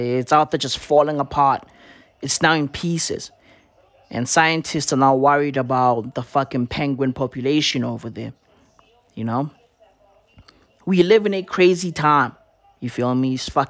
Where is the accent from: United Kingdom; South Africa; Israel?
South Africa; Not because I'm South African, no.